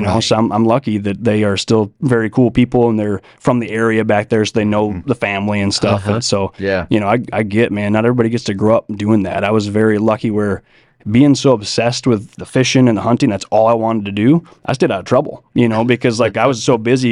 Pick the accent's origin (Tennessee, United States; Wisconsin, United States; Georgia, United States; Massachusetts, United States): Wisconsin, United States; moved away; where I grew up in Wisconsin, it's really hilly.